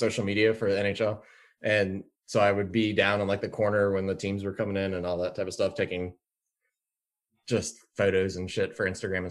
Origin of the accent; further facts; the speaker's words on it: Winchester, Virginia, United States; now in Charlottesville, United States; we grew up in near Winchester.